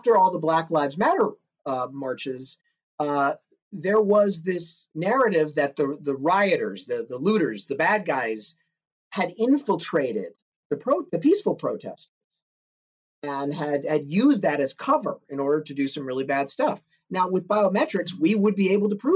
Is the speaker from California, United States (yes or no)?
yes; Santa Monica, California, United States; my hometown in Santa Monica